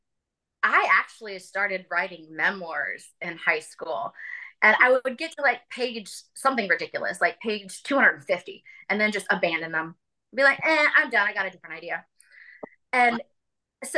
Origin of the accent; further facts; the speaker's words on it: Virginia, United States; also born or lived in Charleston, South Carolina; I am from Virginia, and I have traveled and lived in a couple different areas, Charleston, South Carolina, being one of them